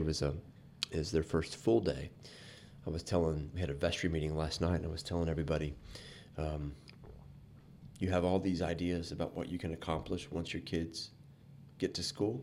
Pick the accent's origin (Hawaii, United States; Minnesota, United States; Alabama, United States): Alabama, United States; Fairhope; also born or lived in Anderson, Indiana / Appalachia; When we moved to Fairhope, Alabama when I was three